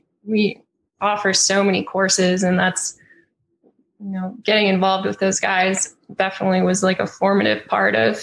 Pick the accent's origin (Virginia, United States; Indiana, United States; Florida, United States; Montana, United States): Montana, United States; Butte; now in Bozeman, United States; I grew up in Butte, Montana, which is about 80 miles west of Bozeman